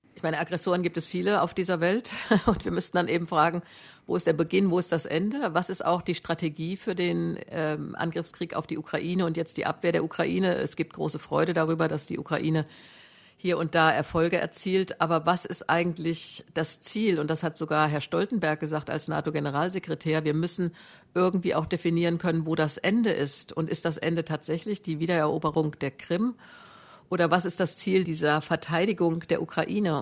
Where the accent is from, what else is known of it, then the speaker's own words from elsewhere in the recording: Germany; Ich kann als Deutsche